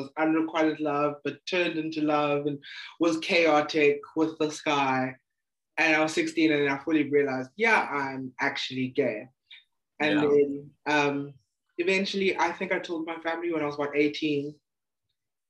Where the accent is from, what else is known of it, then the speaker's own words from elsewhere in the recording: Eastern Cape, South Africa; I'm from the Eastern Cape.